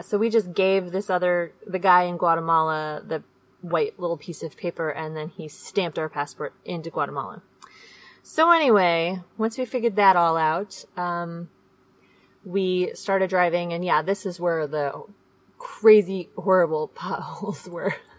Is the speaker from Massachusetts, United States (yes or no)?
no; Seattle, Washington, United States; moved away; we are from Seattle